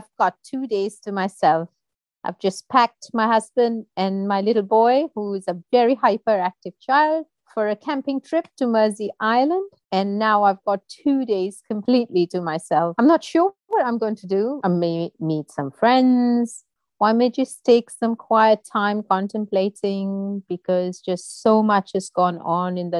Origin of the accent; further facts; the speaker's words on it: India; moved away as an adult; now in United Kingdom; I was born and brought up in India, and I moved to the UK about 17 years back when I married my husband